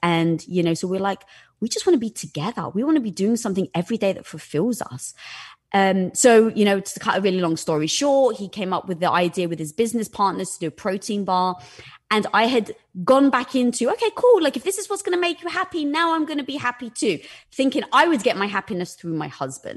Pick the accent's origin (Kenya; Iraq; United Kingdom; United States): United Kingdom; England; moved away; growing up in England